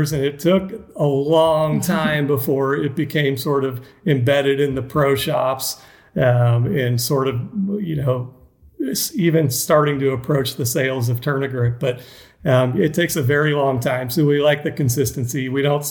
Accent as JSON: {"language": "English", "town": "Atlanta", "region": "Georgia", "country": "United States", "tie": "born or raised there", "said": "I was raised in Atlanta, played tennis as a junior in Georgia"}